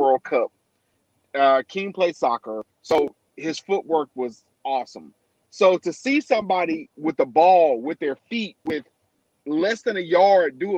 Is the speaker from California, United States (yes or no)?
no; North Carolina, United States; I'm from North Carolina